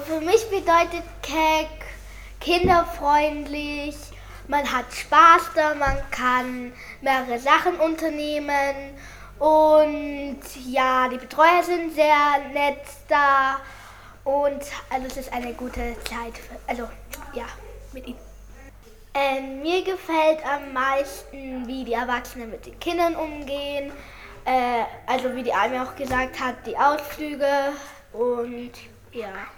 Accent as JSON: {"language": "German", "region": "Salzburg", "country": "Austria", "said": "Also ich komme aus Salzburg, mein Vater aus Kenia und ich wohne ähm, in der Stadt Salzburg"}